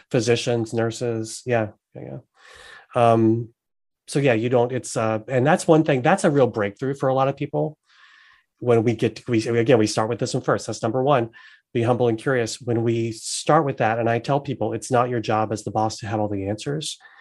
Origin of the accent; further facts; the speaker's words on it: the South, United States; also born or lived in North Carolina; I'm from the South